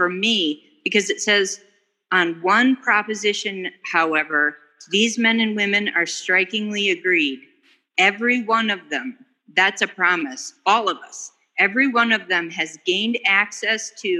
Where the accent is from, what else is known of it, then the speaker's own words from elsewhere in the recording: Dallas, Texas, United States; now in Colorado, United States; I'm from Dallas, but I'm calling in from Colorado